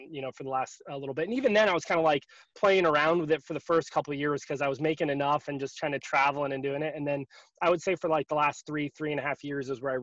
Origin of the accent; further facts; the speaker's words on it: Northern New Jersey, United States; also born or lived in Rochester, New York / Tampa, Florida; now in Florida, United States; I grew up in Northern New Jersey.